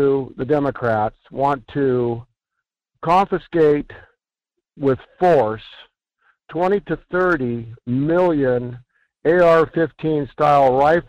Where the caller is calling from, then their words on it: Fairbanks, Alaska, United States; This is … over here in Fairbanks.